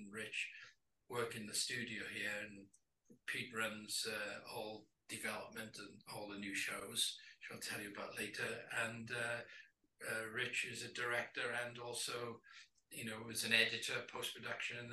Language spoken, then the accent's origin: English; Wales, United Kingdom; moved away as an adult; now in Los Angeles, United States; I'm born and raised in Wales and Welsh.